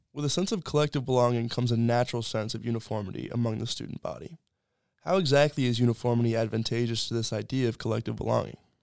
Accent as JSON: {"language": "English", "town": "Annapolis", "region": "Maryland", "country": "United States", "said": "I'm from Annapolis, Maryland, and I'm a sophomore here at Colby"}